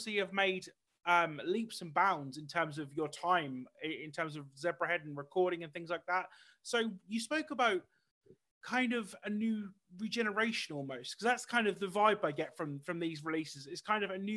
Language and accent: English; United Kingdom; being a British person